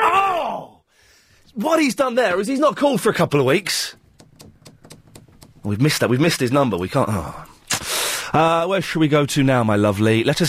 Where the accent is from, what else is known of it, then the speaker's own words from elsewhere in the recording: Slough, South East England, United Kingdom; I grew up on the Britwell.